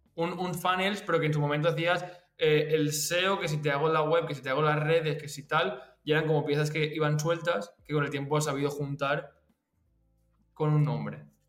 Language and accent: Spanish; Valencia, Valencian Community, Spain; yo que soy de Valencia